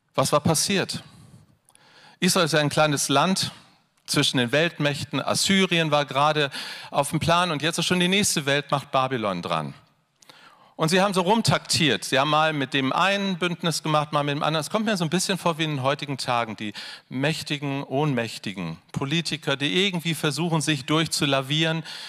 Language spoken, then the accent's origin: German; Hanover, Lower Saxony, Germany; Wir kommen aus Hannover